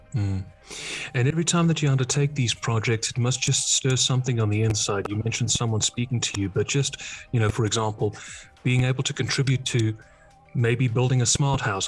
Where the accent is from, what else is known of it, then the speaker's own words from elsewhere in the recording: Netherlands; also born or lived in England; I don't identify anymore as a Dutchman, I identify as an Englishman